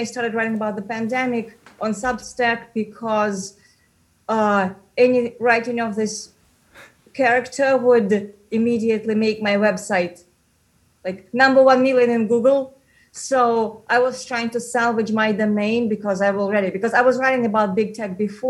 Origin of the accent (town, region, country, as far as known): Moscow, Russia; moved away as an adult; now in New York, United States